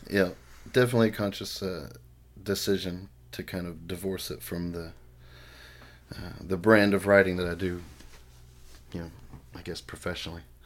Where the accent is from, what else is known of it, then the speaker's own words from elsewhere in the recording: the South, United States; I grew up in the South